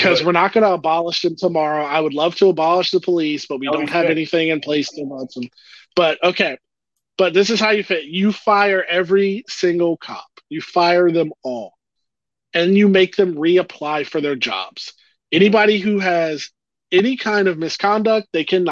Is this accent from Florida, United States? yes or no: yes; St. Petersburg, Florida, United States; I lived through a race riot as a kid in my home in St. Petersburg, Florida